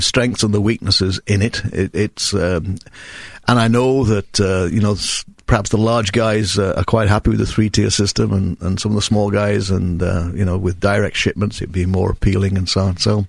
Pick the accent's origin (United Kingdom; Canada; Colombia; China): United Kingdom; England; moved away as an adult; now in United States